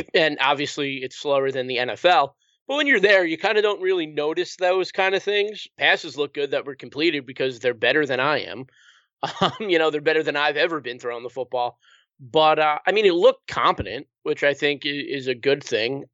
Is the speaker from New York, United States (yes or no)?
yes; New York, United States; now in Connecticut, United States; I'm originally from New York, um, and I live in Connecticut now